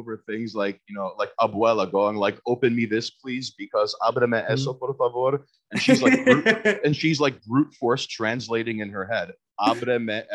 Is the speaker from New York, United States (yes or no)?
yes; New York City, New York, United States; I'm born and raised in Queens